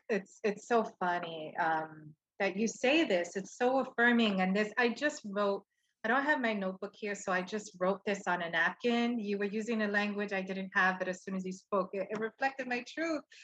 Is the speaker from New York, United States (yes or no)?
yes; New York City, New York, United States; moved away as an adult; now in Puerto Rico; I was born and raised in Brooklyn